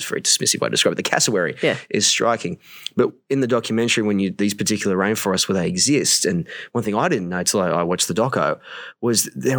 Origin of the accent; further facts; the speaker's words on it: Newcastle, New South Wales, Australia; I'm from Newcastle, Australia